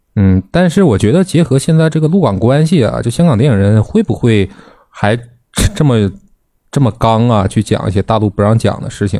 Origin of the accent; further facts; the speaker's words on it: China; 咱们是中国人